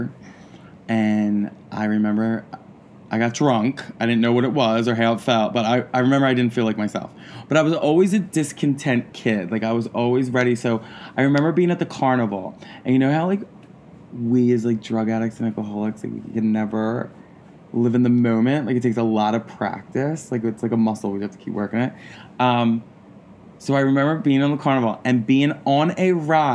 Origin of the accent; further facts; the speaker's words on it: Philadelphia, Pennsylvania, United States; also born or lived in New York; I'm from Philadelphia. I'm from Port Richmond, Philadelphia.